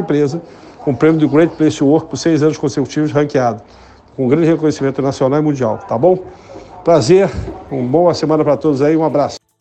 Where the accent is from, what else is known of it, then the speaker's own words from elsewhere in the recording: Rio de Janeiro, Brazil; moved away; also born or lived in Igrejinha, Rio Grande do Sul; Eu, como carioca